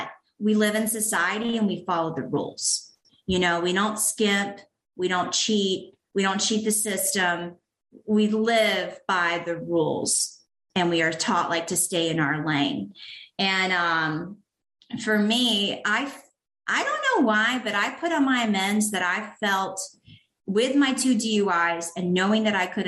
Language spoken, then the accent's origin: English; the South, United States; also born or lived in Canton, Georgia; I was raised in the South